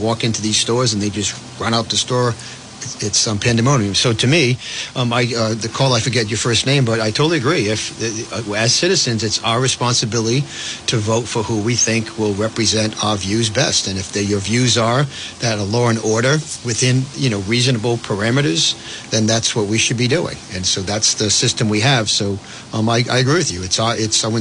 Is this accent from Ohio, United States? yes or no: no; Providence, Rhode Island, United States; I grew up in Providence